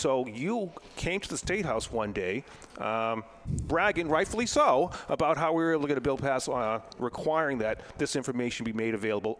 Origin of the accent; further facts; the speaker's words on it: West Newbury, Massachusetts, United States; It's my hometown.